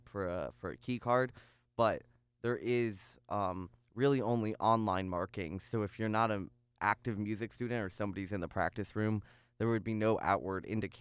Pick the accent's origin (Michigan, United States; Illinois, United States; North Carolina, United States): Illinois, United States; Chicago; moved away as an adult; now in Ithaca, United States; I grew up in North Chicago, in a very, very Jewish area